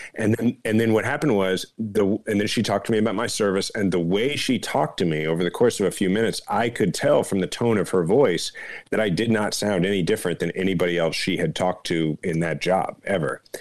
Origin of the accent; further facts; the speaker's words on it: Kansas City, Missouri, United States; Kansas City, my hometown